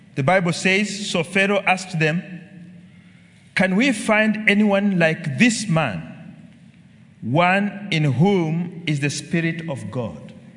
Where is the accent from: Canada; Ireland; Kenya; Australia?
Kenya; I'm a Kenyan